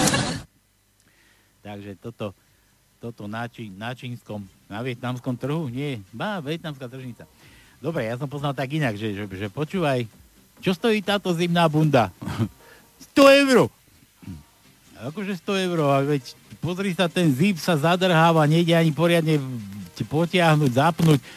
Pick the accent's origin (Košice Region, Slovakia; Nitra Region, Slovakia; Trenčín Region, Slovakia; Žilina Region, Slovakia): Trenčín Region, Slovakia; Trenčín; ja som z Trenčina pochádzam